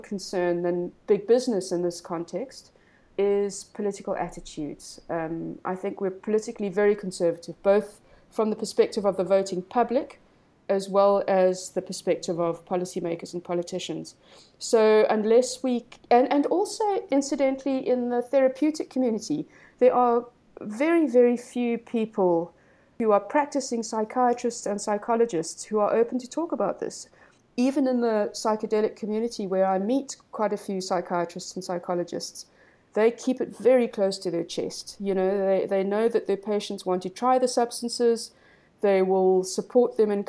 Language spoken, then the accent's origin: English; South Africa; also born or lived in Cape Town